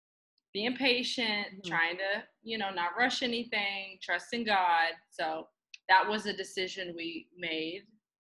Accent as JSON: {"language": "English", "country": "United States", "said": "being that I'm American"}